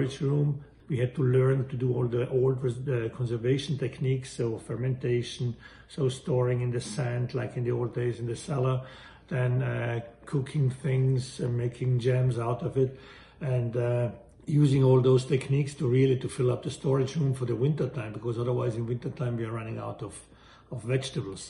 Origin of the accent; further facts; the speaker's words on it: Valle Aurina, Trentino-Alto Adige, Italy; moved away as an adult; I was born in Valle Aurina, which is a small valley in the most northern part of Italy